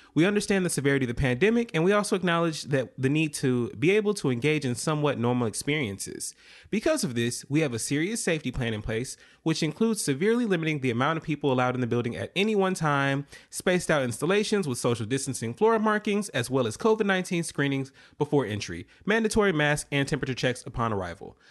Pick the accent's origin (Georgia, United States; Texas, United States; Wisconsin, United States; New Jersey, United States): Georgia, United States; Atlanta; now in New York, United States; I am from Atlanta, but I do live in New York now.